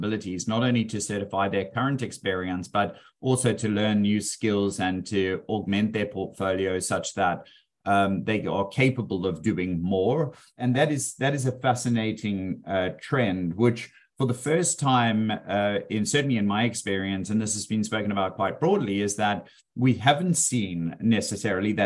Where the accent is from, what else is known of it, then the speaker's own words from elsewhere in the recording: South Africa; also born or lived in Australia; now in Melbourne, Australia; I was originally from South Africa